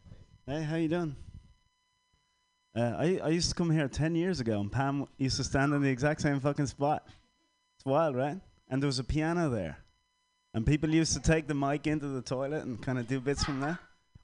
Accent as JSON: {"language": "English", "country": "Ireland", "lives_now": "San Francisco, United States", "said": "That to me, as an Irishman who lived between Catholic and Protestant, that says like we're not allowed to say how we feel, and there's an awful lot of pressure to feel a certain way. But I'm Irish"}